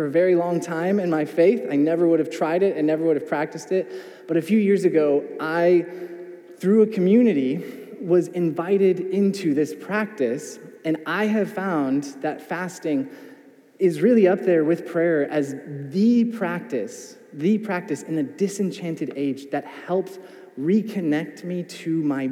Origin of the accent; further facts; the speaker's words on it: United States; as an American